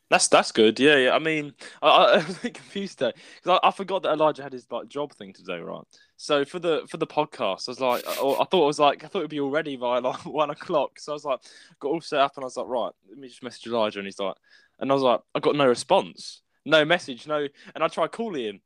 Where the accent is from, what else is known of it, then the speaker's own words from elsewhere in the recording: United Kingdom; we're British people.